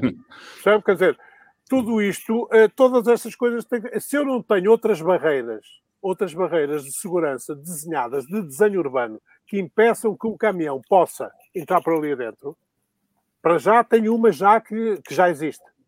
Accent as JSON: {"language": "Portuguese", "area": "Sedefeita", "region": "Minho", "country": "Portugal", "tie": "born or raised there", "moved": "yes", "lives_now": "Lisbon, Portugal", "said": "sou um, um lisboeta adotivo, eu sou de Sedefeita, foi onde nasci, foi em Sedefeita, aí no Mainho"}